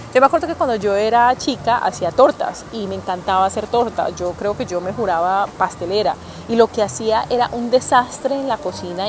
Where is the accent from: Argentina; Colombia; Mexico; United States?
Colombia; Cali, Valle del Cauca; soy caleña